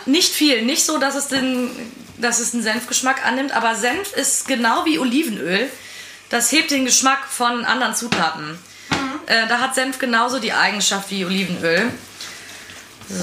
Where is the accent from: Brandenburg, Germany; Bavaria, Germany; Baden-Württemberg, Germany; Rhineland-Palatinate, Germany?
Rhineland-Palatinate, Germany; Eifel; also born or lived in Cologne; Also ich komme aus der Eifel. Ähm, aber meine Familie ist Rheinländer und Eifler zusammengemischt.